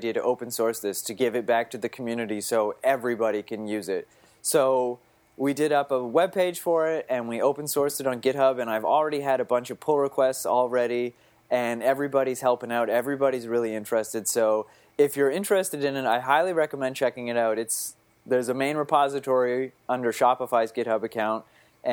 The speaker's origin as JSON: {"language": "English", "town": "Fredericton", "region": "New Brunswick", "country": "Canada", "tie": "born or raised there", "also_born_or_lived": "Ottawa, Canada", "moved": "as an adult", "lives_now": "New York City, United States", "said": "So I'm from Fredericton, New Brunswick. It's on the east coast of Canada. Mm-hmm. And I was born and raised there."}